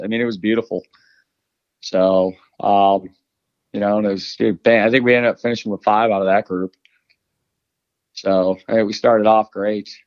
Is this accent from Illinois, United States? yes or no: yes; Illinois, United States; I grew up in Illinois, so I mean, Southern Illinois that was the goose killing capital of the world